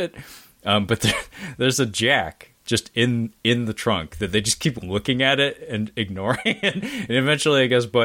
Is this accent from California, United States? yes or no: no; Seattle, Washington, United States; my hometown name dropped in the form of Seattle.